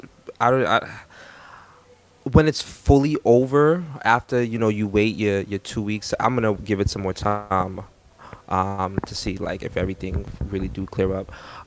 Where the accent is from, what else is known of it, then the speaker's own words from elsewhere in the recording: Jamaica; Jamaican dudes, they, we don't really do fetes.